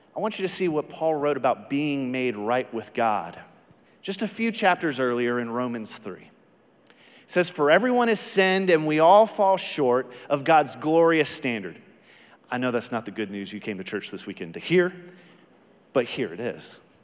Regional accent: Texas, United States; I am from Texas

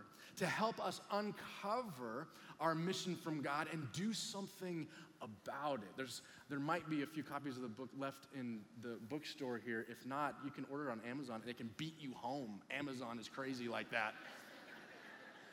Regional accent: Huntington Beach, California, United States; we're from Huntington Beach

